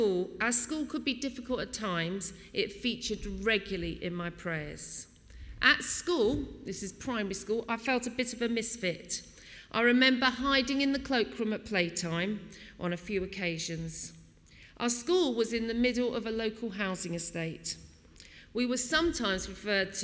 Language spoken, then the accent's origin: English; Wallington, London, United Kingdom; I was born in May 1964, and we moved to St. Patrick's in Wallington